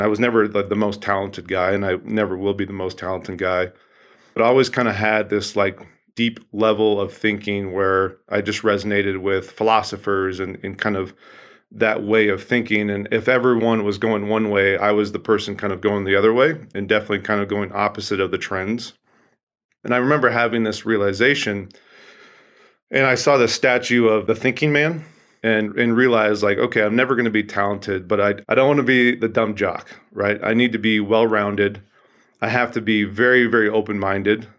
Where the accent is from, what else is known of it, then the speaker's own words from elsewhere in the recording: Oregon, United States; I grew up in the Pacific Northwest, a great state of Oregon